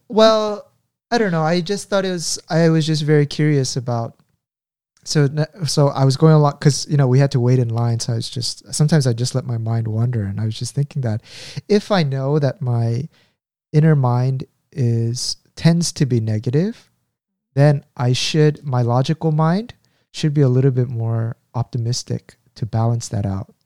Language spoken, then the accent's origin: English; United States; I grew up in the States